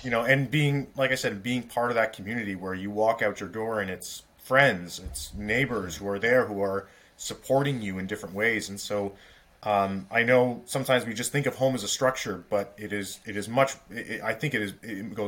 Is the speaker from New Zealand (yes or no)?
no; Toronto, Ontario, Canada; now in Ottawa, Canada; So I grew up in Toronto